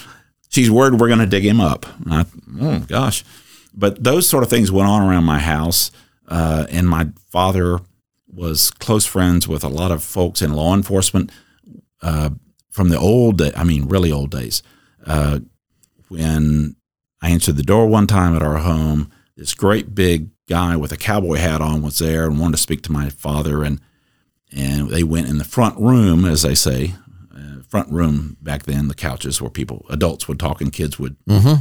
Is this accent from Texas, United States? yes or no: yes; Dallas, Texas, United States; I grew up in Dallas, son of a prosecutor in Dallas